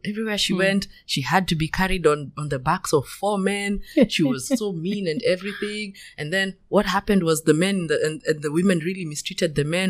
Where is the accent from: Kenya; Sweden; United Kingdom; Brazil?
Kenya; when I was growing up in Kenya